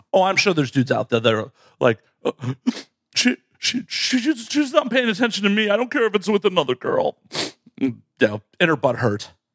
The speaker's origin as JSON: {"language": "English", "town": "Chicago", "region": "Illinois", "country": "United States", "tie": "born or raised there", "said": "born and raised in Chicago"}